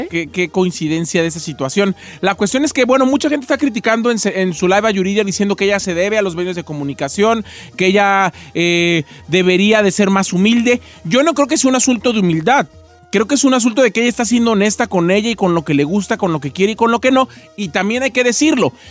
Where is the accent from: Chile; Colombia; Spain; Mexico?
Mexico; Michoacán; yo soy michoacano, fíjese a mucha honra.